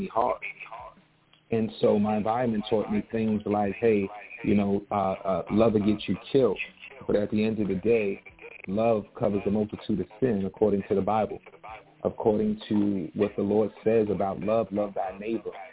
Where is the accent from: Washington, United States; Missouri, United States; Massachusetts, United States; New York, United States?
New York, United States; New York City; I was born and raised in South Jamaica, Queens